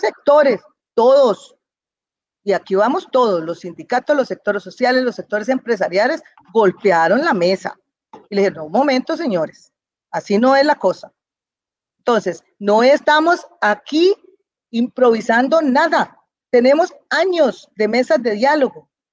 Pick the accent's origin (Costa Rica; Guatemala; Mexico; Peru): Costa Rica; Los dueños somos los costarricenses